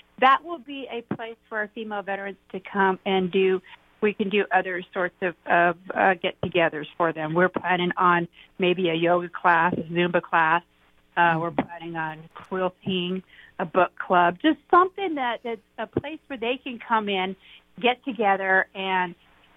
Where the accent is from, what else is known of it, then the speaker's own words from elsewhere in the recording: Graham County, Arizona, United States; moved away; I'm from Graham County